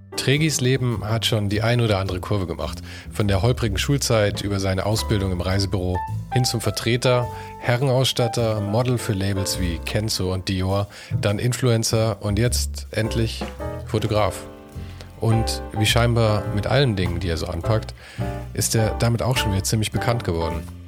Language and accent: German; Munich, Bavaria, Germany; in München